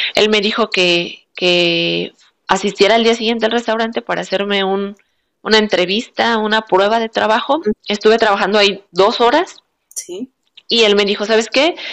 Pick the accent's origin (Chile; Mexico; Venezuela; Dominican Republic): Mexico; moved away as an adult; now in Adelaide, Australia; como somos mexicanos